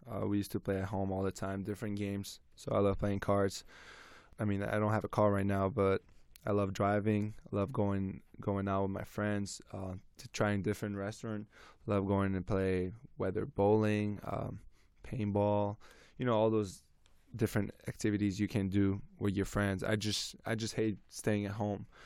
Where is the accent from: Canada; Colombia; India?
Canada; so I'm Lebanese Canadian so my mom my grand grandmother as well um they cooked every day for me, like Lebanese food.